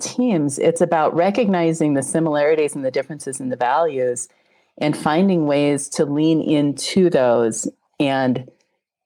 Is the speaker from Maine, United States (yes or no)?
no; Wyoming, United States; moved away; also born or lived in Colorado; I'm from Colorado. I grew up in Wyoming.